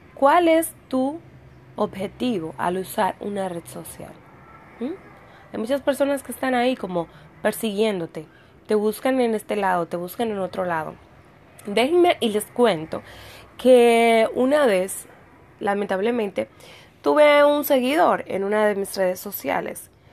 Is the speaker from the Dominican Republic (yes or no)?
yes; Dominican Republic; en mi país, aquí en República Dominicana